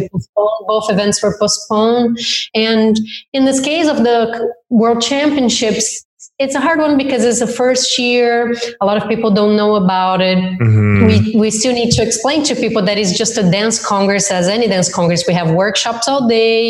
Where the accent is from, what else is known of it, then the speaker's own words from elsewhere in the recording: Campo Mourão, Paraná, Brazil; English is a second language; moved away as an adult; now in Australia; i was from a very small town in the south of brazil my family is still there